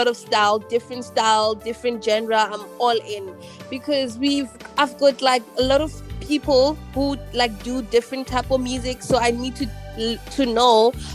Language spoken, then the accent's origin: English; Sebokeng, Gauteng, South Africa; now in Johannesburg, South Africa; born and bred in the Vaal, Sebokeng, Zone 14